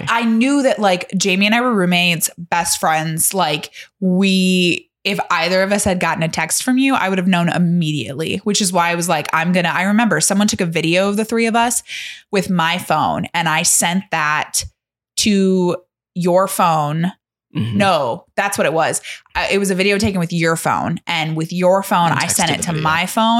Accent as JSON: {"language": "English", "town": "South Bend", "region": "Indiana", "country": "United States", "said": "But Chunt knew that I was from the South Bend area."}